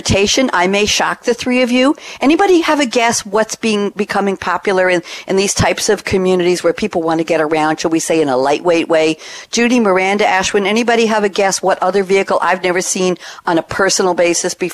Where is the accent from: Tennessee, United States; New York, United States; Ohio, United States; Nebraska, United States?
New York, United States; Long Island; moved away; I come from New York, from Long Island.